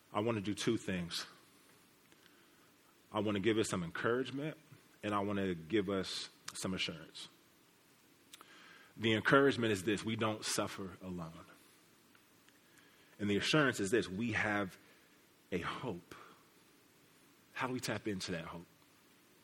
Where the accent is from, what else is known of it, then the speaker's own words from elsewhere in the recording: Kansas City, Missouri, United States; I'm from Kansas City. Kansas City represent the real Kansas City, Missouri, right? Where the Plaza, the Chiefs, the Royals, all that is. That's where I come from